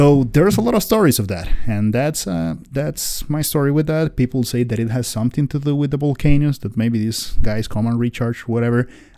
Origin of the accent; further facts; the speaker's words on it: Costa Rica; I'm from Costa Rica